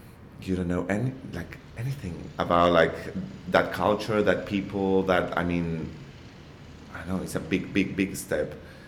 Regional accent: Argentina; English is a second language; moved away as an adult; also born or lived in Buenos Aires, Argentina / Mexico; now in Australia; I'm from Argentina.

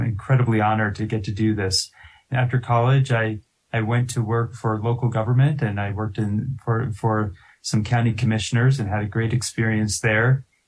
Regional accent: Littleton, Colorado, United States; I'm a I'm a lifelong Coloradan. I was born and raised here. I'm from Littleton.

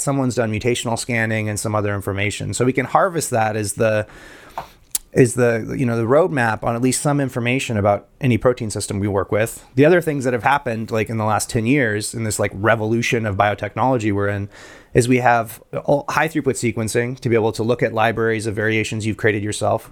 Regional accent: Guatemala; moved away; I grew up in Guatemala.

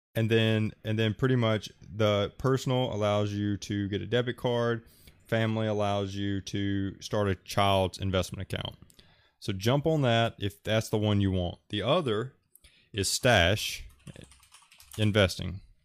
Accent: Alabama, United States; I'm from Alabama

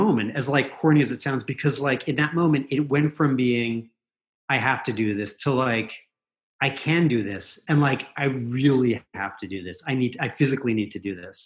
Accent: New Jersey, United States; moved away as an adult; I grew up in New Jersey

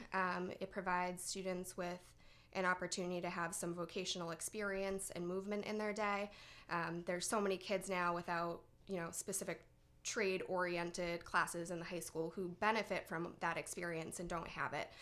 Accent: North Andover, Massachusetts, United States; I grew up in North Andover

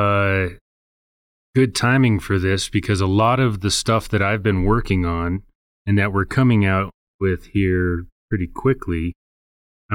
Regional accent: Arvada, Colorado, United States; I'm from here, Colorado. I was born in Arvada.

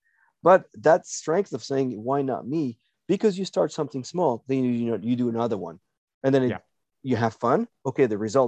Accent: North Dakota, United States; We're from North Dakota, right?

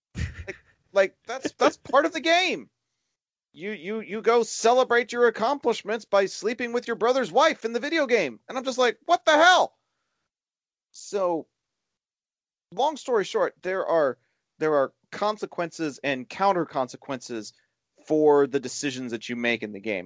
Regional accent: Dallas Fort Worth area, Texas, United States; here in my hometown

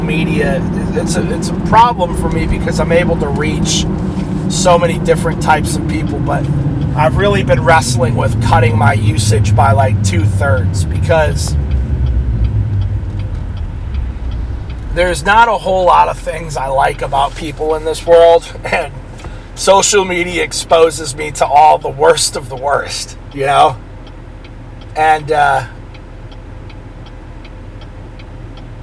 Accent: New York, United States; also born or lived in New Hampshire; when we moved from New Hampshire to New York, my mom came out with me, 3 years old

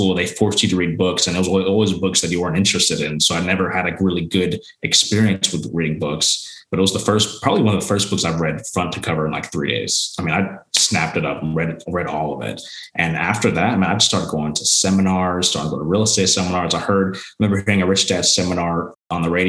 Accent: Arlington, Texas, United States; born and raised in Arlington, Texas.

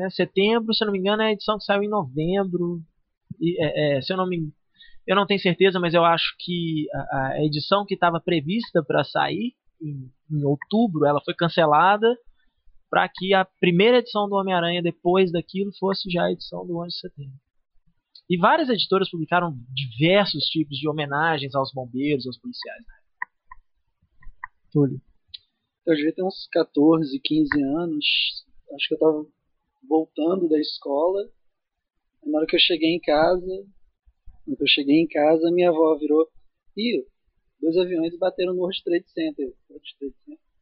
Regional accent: Minas Gerais, Brazil; accent: Minas; vocês têm sotaque e tal, de Minas e tal, mas agora tem uma de São Paulo aqui.

